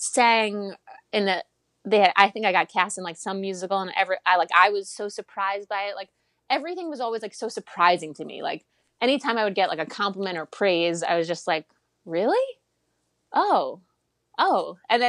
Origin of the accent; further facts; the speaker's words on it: Long Island, New York, United States; I grew up on Long Island